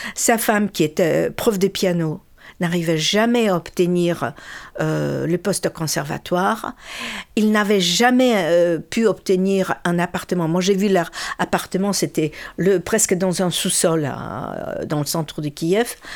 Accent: Birobidzhan, Jewish Autonomous Oblast, Russia; moved away; Qu'est-ce qu'il y avait de juifs en, chez nous, à Birbidjan

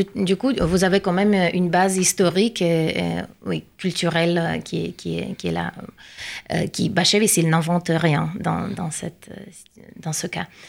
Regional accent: Saint Petersburg, Russia; French is a second language; moved away as an adult; now in Paris, France; Je viens de Saint-Pétersbourg et je viens de déménager en France, à Paris

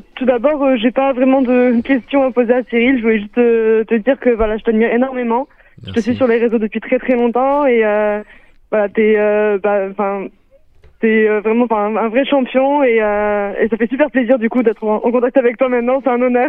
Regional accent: Blagnac, Occitania, France; moved away as an adult; also born or lived in Israel; now in Toulouse, France; je suis revenue à Toulouse pour passer professionnel dans mon club de Blagnac, là où j'ai grandi

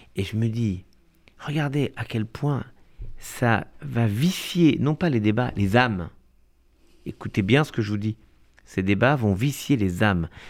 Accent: France; en tant que juifs, en tant que français

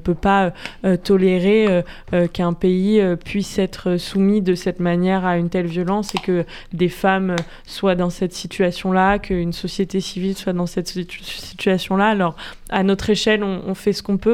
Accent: France; en tant que Français

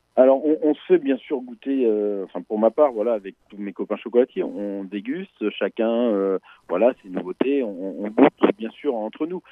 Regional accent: Nantes, Pays de la Loire, France; moi, je suis nantais. Je suis nantais depuis mon enfance

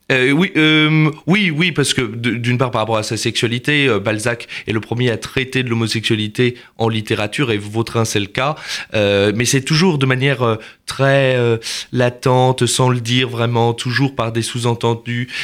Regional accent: Nantes, Pays de la Loire, France; moved away; also born or lived in Paris; je viens de Nantes

